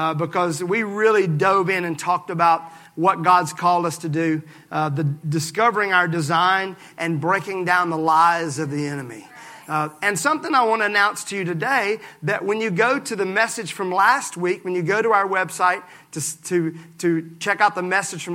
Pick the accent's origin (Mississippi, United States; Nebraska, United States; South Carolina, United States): Mississippi, United States; I'm from Mississippi